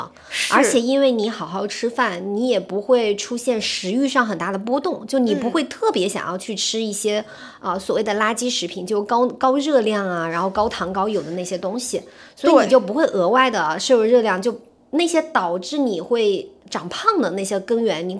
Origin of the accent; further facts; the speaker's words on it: Zhejiang, China; 而且小赌超级牛，就是因为我们是浙江人，然后很爱吃鱼